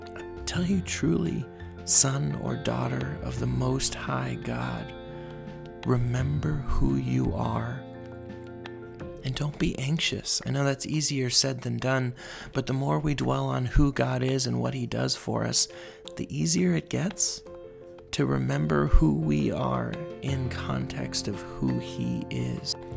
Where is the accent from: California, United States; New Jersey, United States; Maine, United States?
California, United States; Los Angeles; I grew up in Los Angeles